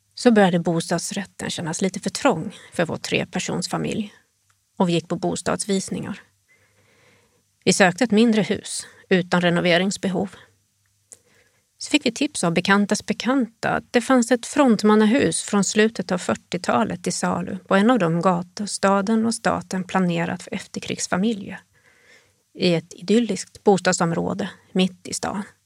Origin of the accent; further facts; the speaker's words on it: Sweden; moved away as an adult; now in Jyväskylä, Finland; jag kommer från Sverige